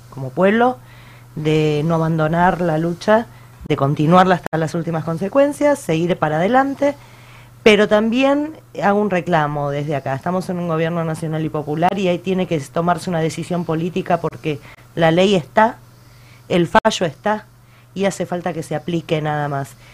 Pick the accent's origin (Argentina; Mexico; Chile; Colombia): Argentina; Somos argentinos